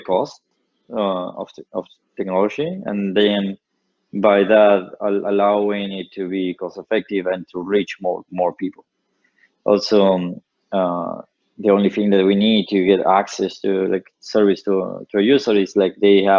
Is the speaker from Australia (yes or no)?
no; Patagonia, Argentina; I built an ISP in my hometown. I'm from the Patagonia.